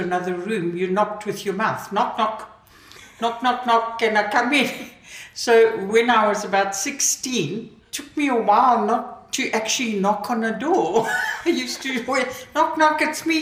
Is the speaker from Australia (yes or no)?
no; Mutare, Manicaland, Zimbabwe; now in South Africa; In Zimbabwe, Southern Rhodesia, when I was a child. What they call now Mutari, but it was Umtali when I was a child